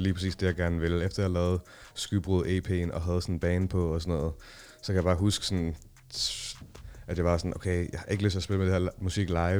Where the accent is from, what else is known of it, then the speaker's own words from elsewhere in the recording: Copenhagen, Capital Region of Denmark, Denmark; jeg er opvokset i Nordvest